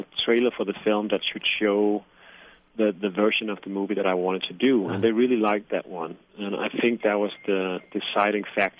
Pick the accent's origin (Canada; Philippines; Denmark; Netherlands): Denmark; first language Danish; English is a second language; I'm from Denmark